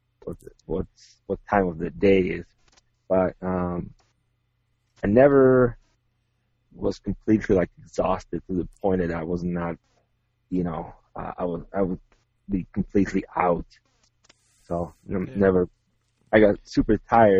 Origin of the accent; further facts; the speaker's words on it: Czechia; moved away; I'm originally from Czech Republic